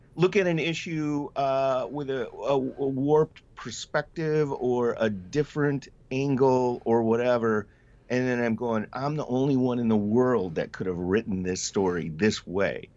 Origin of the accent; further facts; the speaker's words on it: Colby, Wisconsin, United States; now in Wausau, United States; I grew up in Colby, which is not too far from here